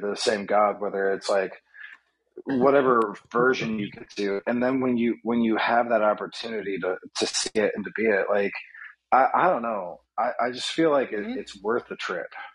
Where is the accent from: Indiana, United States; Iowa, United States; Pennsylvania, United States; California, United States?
Indiana, United States; now in New York City, United States; I've got friends and family in my hometown in, in Indiana